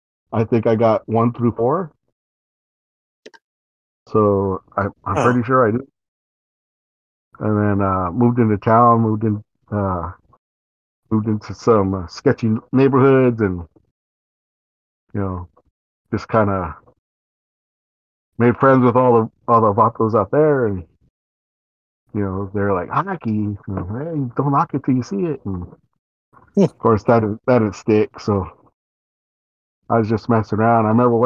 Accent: California, United States; I grew up in California

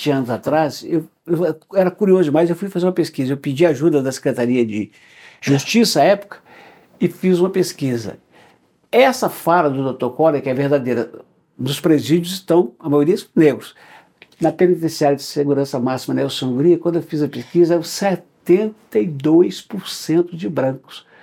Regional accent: Belo Horizonte, Minas Gerais, Brazil; Sim, sou nascido e criado em Belo Horizonte.

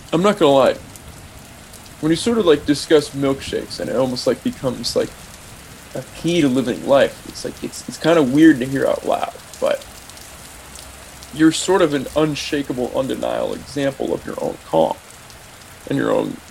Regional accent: Bay Area, California, United States; I grew up in the Bay Area

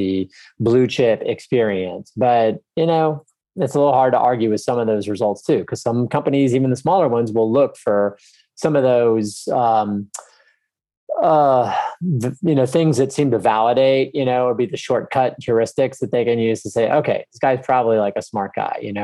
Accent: Texas, United States; I grew up in Texas, I love Texas

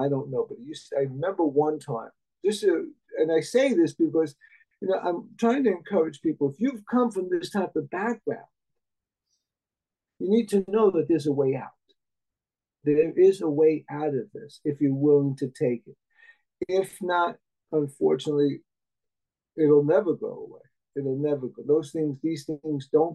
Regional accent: Jersey City, New Jersey, United States; I was born in 1950, so I grew up in Jersey City.

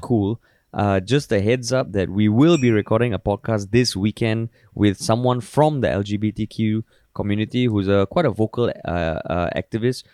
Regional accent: Singapore

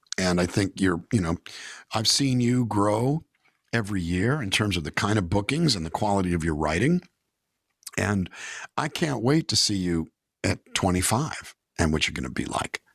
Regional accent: California, United States; I'm from California

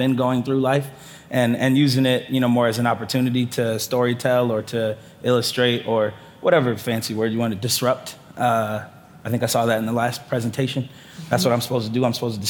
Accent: Portland, Oregon, United States; also born or lived in Newport News, Virginia; I'm from Newport News, Virginia. Shout out VA. But I grew up in Portland. I grew up actually in the suburbs.

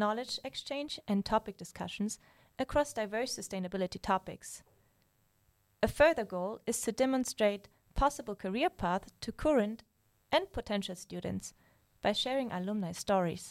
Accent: Germany; I'm from Germany

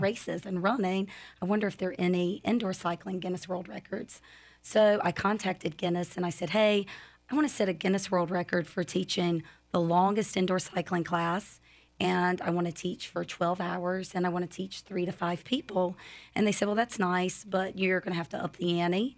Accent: North Carolina, United States; moved away as an adult; now in Lakeland, United States; I'm from North Carolina, moved here in 2013

